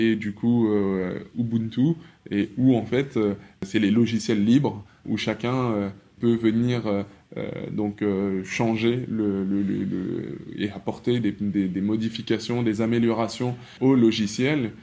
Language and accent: French; France; je suis congolais de par mon père, français de par ma mère et et de par mon éducation